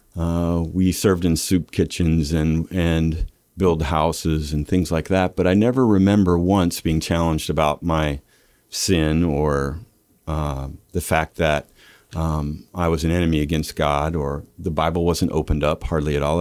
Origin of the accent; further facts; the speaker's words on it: Lincoln, Nebraska, United States; I'm from, uh, uh, Nebraska. Lincoln